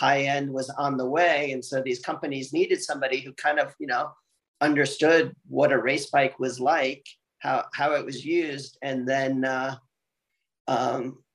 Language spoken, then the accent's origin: English; Miami, Florida, United States; now in Taiwan; I grew up in Miami at a time when cycling was popular there